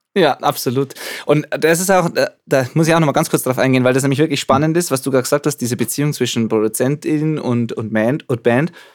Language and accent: German; Zwiesel, Bavaria, Germany; ich bin im Jugendcafé praktisch aufgewachsen und jetzt da zwar nicht mehr so aktiv, aber, aber, aber schon noch vor Ort